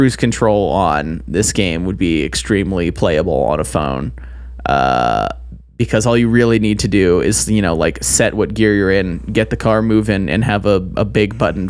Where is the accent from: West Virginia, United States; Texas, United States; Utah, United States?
Utah, United States; I grew up in Utah, but I also still live in Utah, yes. And I have family in Idaho.